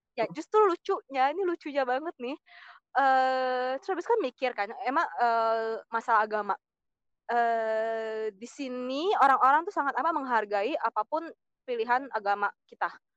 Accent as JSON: {"language": "Indonesian", "country": "Indonesia", "moved": "as an adult", "lives_now": "France", "said": "waktu di Indo tuh berasa, aku minoritas"}